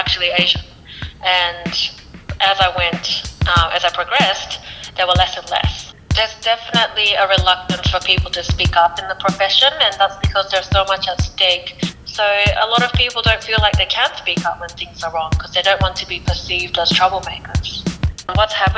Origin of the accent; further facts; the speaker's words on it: Japan; I was born in Japan.